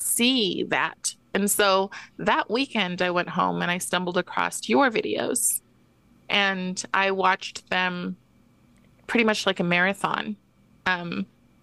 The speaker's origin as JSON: {"language": "English", "town": "Moses Lake", "region": "Washington", "country": "United States", "also_born_or_lived": "Seattle", "said": "I'm from Moses Lake, but I, Moses Lake, Washington"}